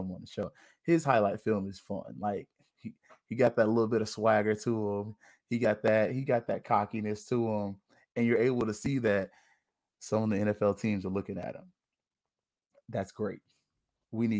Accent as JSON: {"language": "English", "town": "Tallahassee", "region": "Florida", "country": "United States", "tie": "born or raised there", "moved": "yes", "said": "I'm from Tallahassee, y'all. So it's certain things that as a Tallahassee native, I have to do."}